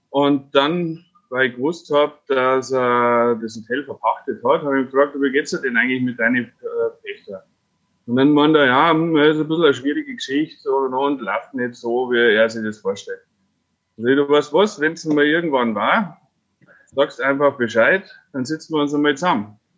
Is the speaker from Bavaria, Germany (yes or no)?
yes; Fraunberg, Bavaria, Germany; weil ich ja gebürtiger Frauenberger bin und in Wartenberg zur Schule gegangen bin